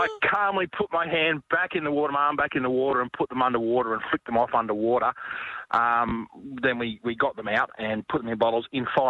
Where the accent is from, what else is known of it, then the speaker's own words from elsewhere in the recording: Central West New South Wales, Australia; I grew up out in Central West New South Wales in snake country